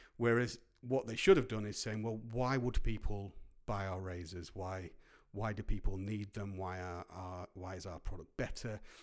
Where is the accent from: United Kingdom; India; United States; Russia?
United Kingdom; Grimsby, Yorkshire and the Humber; moved away; also born or lived in Cleethorpes; growing up in Grimsby and Cleethorpes